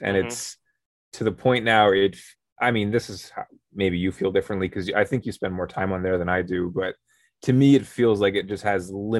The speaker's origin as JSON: {"language": "English", "country": "Canada", "said": "we're from Canada, hence the whole notes from the North thing. We're playing off the NFC North and the fact that we're Canadian."}